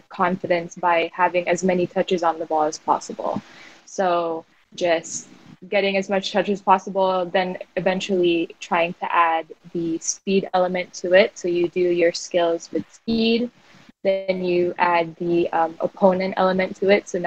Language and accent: English; South Florida, United States; also born or lived in Makati, Philippines; now in Philippines; I grew up in South Florida